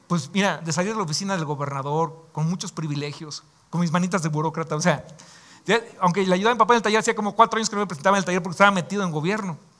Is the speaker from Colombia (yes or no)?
no; Mexico; como decimos acá en México